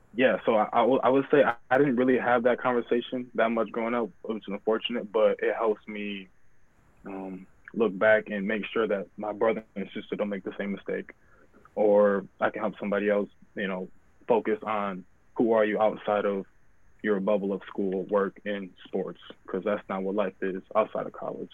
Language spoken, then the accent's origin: English; Grand Rapids, Michigan, United States; I was born and raised in Grand Rapids.